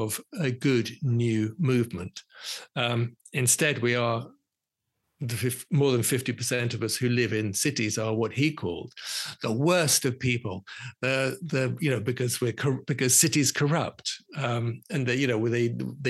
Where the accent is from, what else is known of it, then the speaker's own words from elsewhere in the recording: London, United Kingdom; I was born in London. I'm a Londoner.